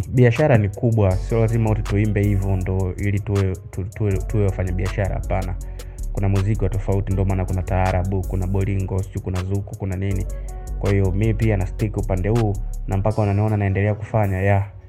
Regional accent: Kahama, Shinyanga, Tanzania; now in Dar es Salaam, Tanzania; sehemu ambayo mimi natoka ni Kahama Nyasubi

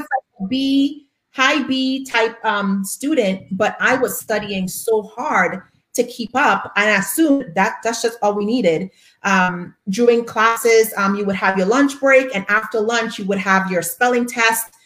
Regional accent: Trinidad & Tobago; I am from Trinidad and Tobago in the Caribbean

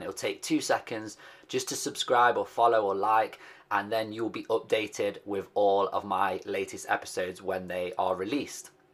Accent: Nottingham, East Midlands, United Kingdom; they are also based in my hometown of Nottingham

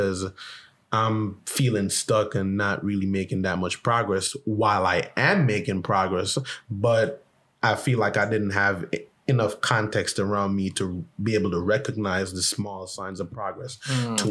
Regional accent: Jamaica; Growing up in Jamaica

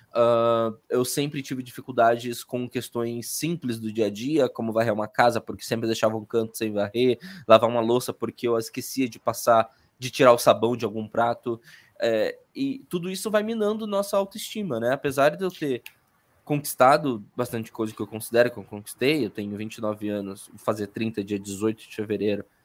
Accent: Curitiba, Paraná, Brazil; accent: sotaque do Sul; also born or lived in Salvador, Bahia; nasci em Salvador, fui criada em Curitiba, por isso é sotaque do Sul

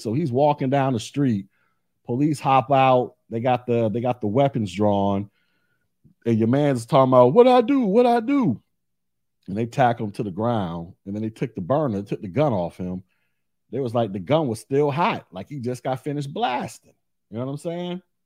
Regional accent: Orlando, Florida, United States; I'm from Orlando. Live here now

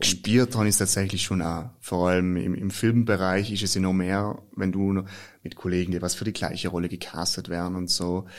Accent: South Tyrol, Trentino-Alto Adige, Italy; also born or lived in Germany; bei uns in Südtirol

